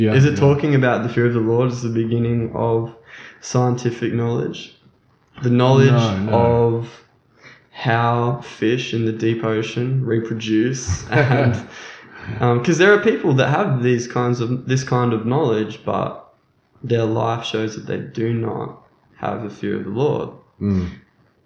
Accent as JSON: {"language": "English", "country": "Australia", "said": "We are from Australia"}